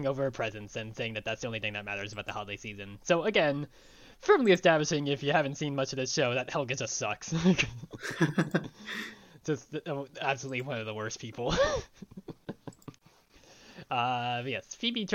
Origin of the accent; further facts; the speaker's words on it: Long Island, New York, United States; moved away; growing up in Long Island